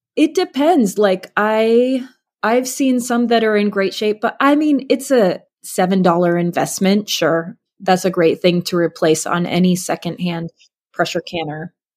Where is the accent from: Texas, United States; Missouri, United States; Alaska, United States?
Alaska, United States; I grew up in Alaska